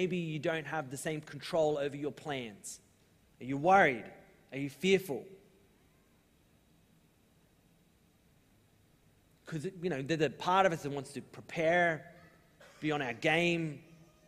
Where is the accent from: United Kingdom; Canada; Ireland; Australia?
Australia; we're Australian